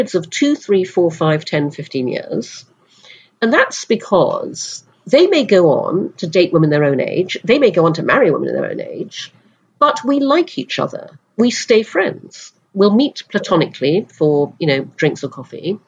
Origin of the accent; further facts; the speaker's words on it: Brunei; moved away; also born or lived in United Kingdom; When I was six, we moved to Brunei in Borneo. So I grew up in Asia